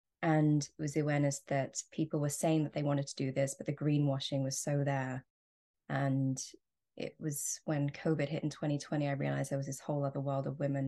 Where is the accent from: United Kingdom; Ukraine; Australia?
Australia; So I am Australian, and even though I don't sound it, and growing up in Australia, I was very connected to the bush and nature.